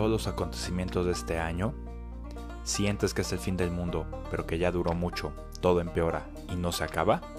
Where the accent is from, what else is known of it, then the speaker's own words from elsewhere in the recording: Mexico; periodista mexicano que dedica gran parte de su tiempo a tratar de comprender y entender el porqué de las cosas.